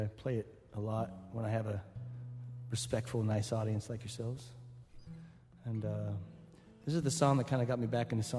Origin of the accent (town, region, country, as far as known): Darke County, Ohio, United States; born or raised there